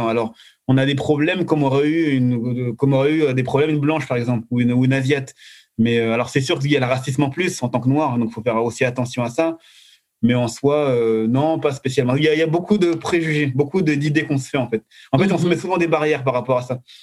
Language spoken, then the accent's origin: French; France; je suis de France